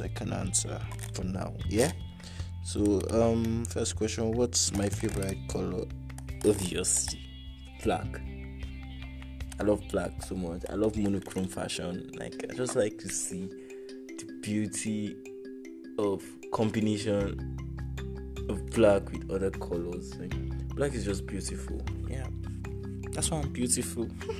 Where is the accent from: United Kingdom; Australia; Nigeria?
Nigeria; Jos, Plateau; now in Abuja, Nigeria; I am from Jos Plateau State, from Jos South. Precisely, I am Biram